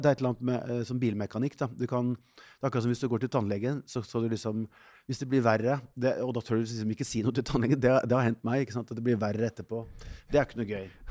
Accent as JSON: {"language": "Norwegian", "country": "Norway", "said": "som nordmann"}